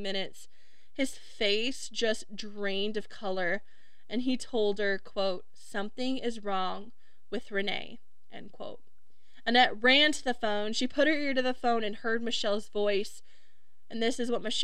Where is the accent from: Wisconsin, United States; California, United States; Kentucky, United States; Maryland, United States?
Wisconsin, United States; my home state of Wisconsin